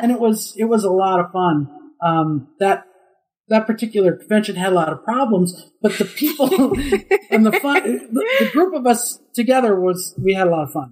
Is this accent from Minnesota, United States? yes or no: yes; Minnesota, United States; moved away; I'm from Minnesota